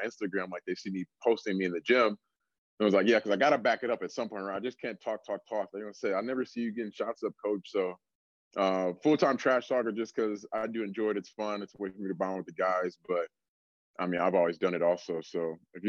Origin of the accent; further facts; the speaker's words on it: Milwaukee, Wisconsin, United States; moved away as an adult; also born or lived in Florida / California / Auburn, Alabama; now in Amherst, United States; born and raised in Milwaukee, Wisconsin